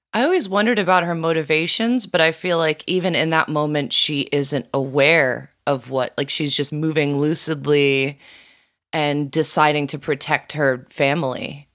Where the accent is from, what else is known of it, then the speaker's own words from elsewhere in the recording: South Florida, United States; growing up in South Florida